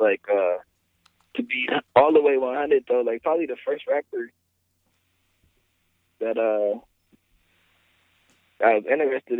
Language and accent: English; Michigan, United States; also born or lived in Toledo, Ohio; I grew up in Michigan